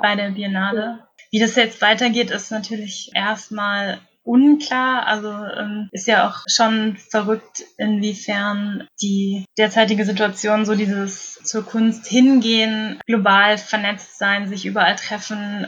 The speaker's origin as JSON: {"language": "German", "area": "an hour south of Kassel", "region": "Hesse", "country": "Germany", "tie": "born or raised there", "said": "ich bin nicht in Kassel direkt aufgewachsen, sondern so eine Stunde südlich noch davon"}